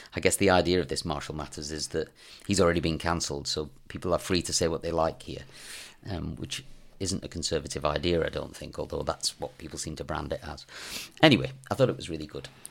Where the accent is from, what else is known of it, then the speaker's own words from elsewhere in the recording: England, United Kingdom; me being English, speaking French